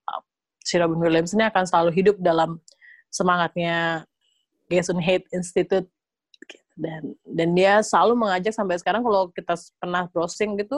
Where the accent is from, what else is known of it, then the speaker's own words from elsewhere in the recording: Bali, Indonesia; gue gue SMA tuh masih di Bali ya relatif gue anak daerah banget